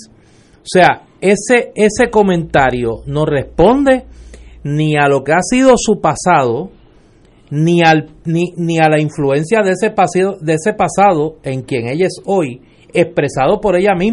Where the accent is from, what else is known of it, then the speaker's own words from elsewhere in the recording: Puerto Rico; de pena, de, de, de, identificación como puertorriqueña con el asunto me nublen